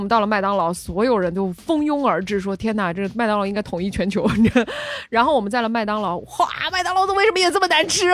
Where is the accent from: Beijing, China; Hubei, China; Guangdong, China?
Guangdong, China; 你看我们潮汕人，对吧？吃牛肉